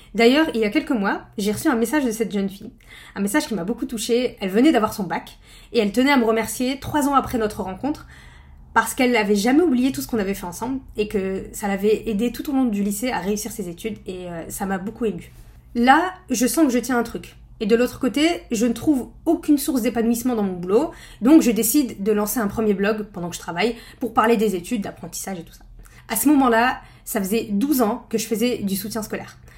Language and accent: French; northern France, France; je viens du nord de la France